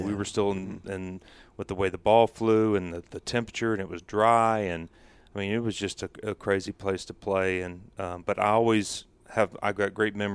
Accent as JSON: {"language": "English", "region": "New Jersey", "country": "United States", "tie": "born or raised there", "moved": "as an adult", "said": "I grew up in New Jersey."}